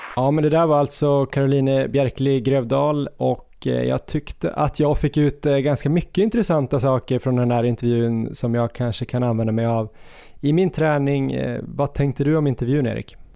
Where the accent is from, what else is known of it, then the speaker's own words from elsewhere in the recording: Östersund, Jämtland, Sweden; moved away; när jag växte upp i Östersund